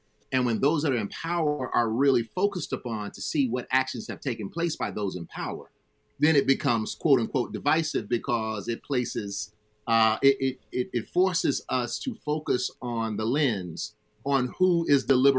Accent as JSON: {"language": "English", "region": "Alabama", "country": "United States", "tie": "born or raised there", "said": "I grew up in Alabama."}